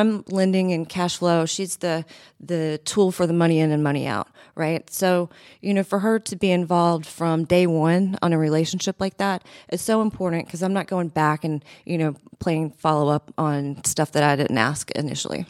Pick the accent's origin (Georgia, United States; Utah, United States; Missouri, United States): Georgia, United States; Athens; moved away as an adult; also born or lived in Buffalo, New York / Fort Myers, Florida / Rochester, New York; I grew up in Athens, Georgia